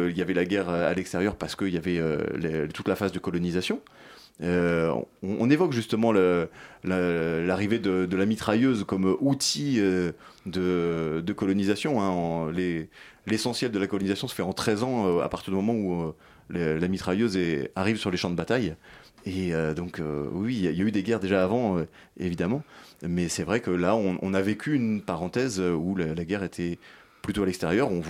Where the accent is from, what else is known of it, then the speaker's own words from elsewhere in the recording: France; on a tous les mêmes intérêts puisqu'on est français.